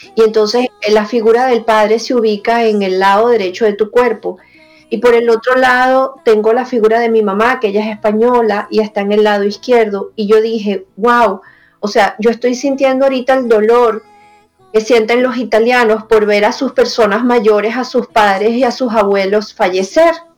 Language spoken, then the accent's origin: Spanish; Venezuela; now in United States; también me duele Venezuela, también me duele todo lo que ha pasado en mi país y haberme salido de ahí